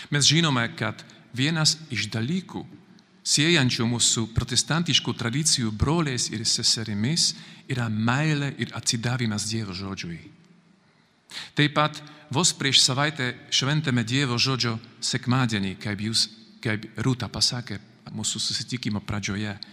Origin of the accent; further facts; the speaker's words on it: Slovakia; Lithuanian is a second language; moved away as an adult; now in Kaunas, Lithuania; aš esu iš Slovakijos … aš esu kunigas, redemptoristas, vienuolis, misionierius. Dabar gyvenu Kaune su mano broliu Petru